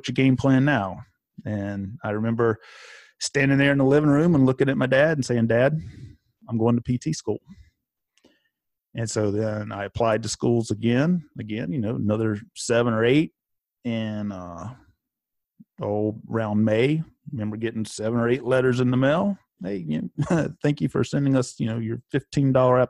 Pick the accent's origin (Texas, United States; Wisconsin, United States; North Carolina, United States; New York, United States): North Carolina, United States; Elon; I actually grew up in Elon, very close to where Gabby is right now in High Point, but grew up in Elon, but was next door to the town of Burlington.